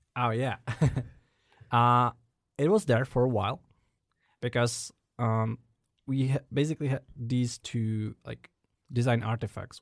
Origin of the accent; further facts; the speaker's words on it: Prague, Czechia; I was born and raised in Prague, settling in different parts of it over the years